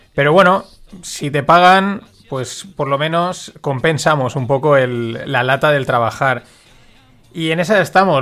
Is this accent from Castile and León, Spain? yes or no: no; Valencia, Valencian Community, Spain; Nosotros somos de Valencia y somos una ciudad grande